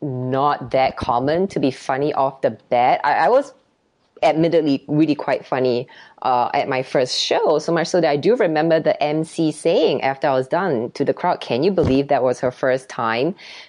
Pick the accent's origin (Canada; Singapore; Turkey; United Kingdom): Singapore; now in United States; I became more confident after coming to America. So I grew up in Singapore and it's a culture where children are seen and not heard.